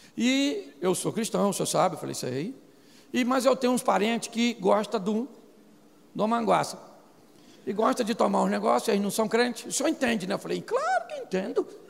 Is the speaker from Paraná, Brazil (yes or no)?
no; Rio de Janeiro, Brazil; Eu sou carioca